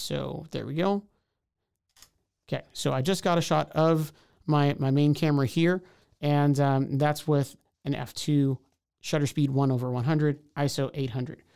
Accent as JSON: {"language": "English", "town": "Houston", "region": "Texas", "country": "United States", "moved": "as an adult", "lives_now": "Waco, United States", "said": "I'm from Houston, came to Waco to go to Baylor University"}